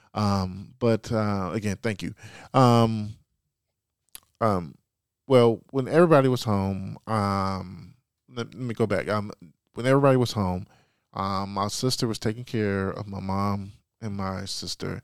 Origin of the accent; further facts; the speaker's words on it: Chicago, Illinois, United States; moved away; born and raised, uh, Southside Chicago, Chicago kid, Morgan Park High School